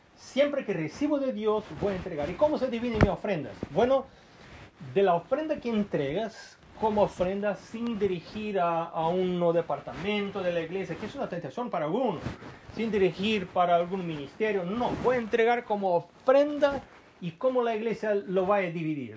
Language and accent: Spanish; Brazil; yo soy brasileño